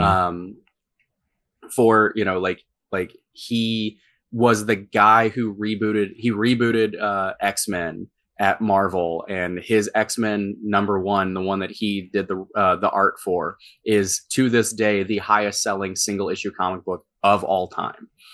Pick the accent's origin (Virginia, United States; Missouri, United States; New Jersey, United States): Missouri, United States; St. Louis; my hometown